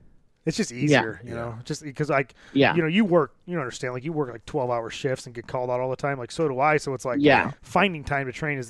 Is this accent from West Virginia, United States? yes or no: no; About an hour west of Chicago, Illinois, United States; About an hour west of Chicago.